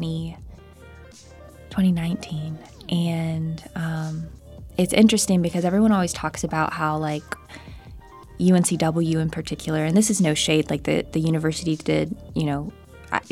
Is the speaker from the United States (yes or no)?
yes; Charlotte, North Carolina, United States; also born or lived in Oklahoma; now in Wilmington, United States; I grew up in Charlotte, North Carolina